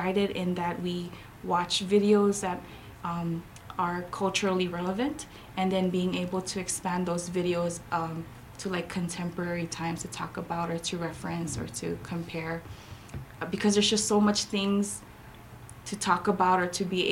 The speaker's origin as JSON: {"language": "English", "town": "Saipan", "country": "Northern Mariana Islands", "tie": "born or raised there", "also_born_or_lived": "Chuuk, Federated States of Micronesia / Hawaii", "moved": "yes", "lives_now": "Guam", "said": "I was born in Saipan."}